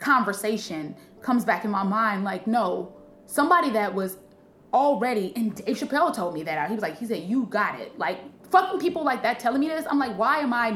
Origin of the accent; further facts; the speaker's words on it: Harvey, Illinois, United States; I'm from Harvey, Illinois